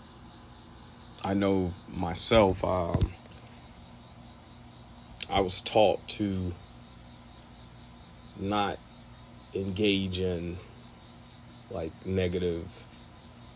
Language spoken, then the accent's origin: English; Reform, Mississippi, United States; also born or lived in Ackerman, Mississippi; I was born in Ackerman, but Reform is where I grew up.